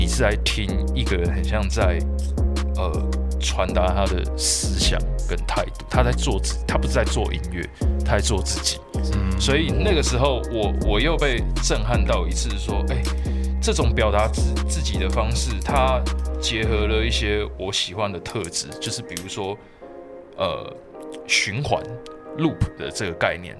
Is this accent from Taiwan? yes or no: yes; Taipei, Taiwan; 其实是在台北长大，我出生在台北，在台北长大，然后什么事情都在，都在台北做